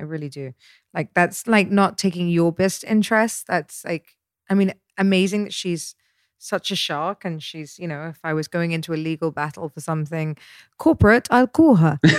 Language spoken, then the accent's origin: English; Dorset, South West England, United Kingdom; moved away; I grew up in Dorset